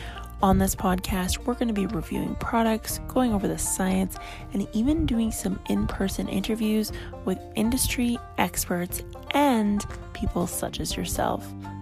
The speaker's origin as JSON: {"language": "English", "country": "Canada", "said": "I am Canadian"}